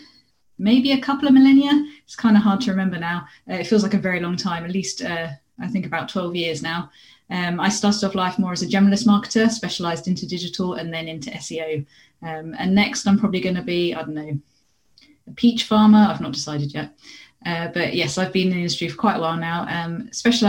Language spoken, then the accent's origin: English; Kent, South East England, United Kingdom; I was born and raised in Kent, which is in the southeast of England.